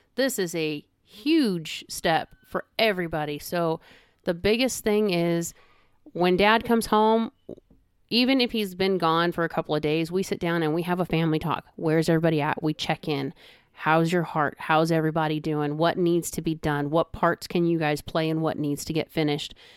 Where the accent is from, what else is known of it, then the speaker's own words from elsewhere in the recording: California, United States; moved away as an adult; I'm a California girl, born and raised